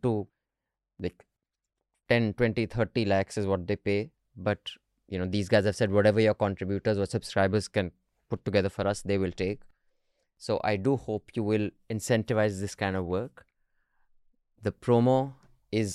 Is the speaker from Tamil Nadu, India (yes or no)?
no; Dehradun, Uttarakhand, India; moved away; Dehradun, my hometown, I still call it my hometown